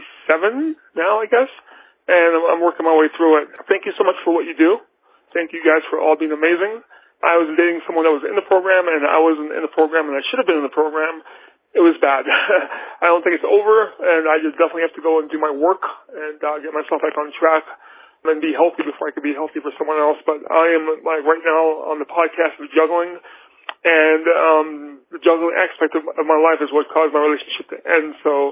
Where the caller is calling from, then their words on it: Flagstaff, Arizona, United States; I'm calling from Flagstaff.